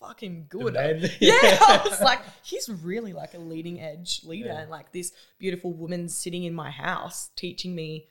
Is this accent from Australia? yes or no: yes; Newcastle, New South Wales, Australia; I'm from New South Wales in Newcastle